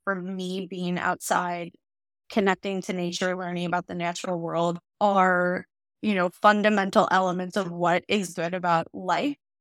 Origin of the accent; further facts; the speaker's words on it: Northern Illinois, United States; I grew up in Northern Illinois in a very white area